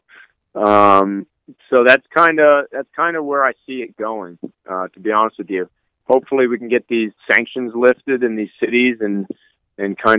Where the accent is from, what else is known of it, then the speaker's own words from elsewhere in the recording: Northeast, United States; I'm from the Northeast